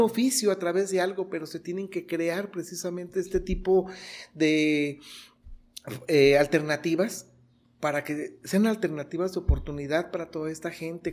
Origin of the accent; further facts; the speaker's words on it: Los Reyes, Michoacán, Mexico; also born or lived in Morelia; finalmente somos reyenses, finalmente somos michoacanos, finalmente somos mexicanos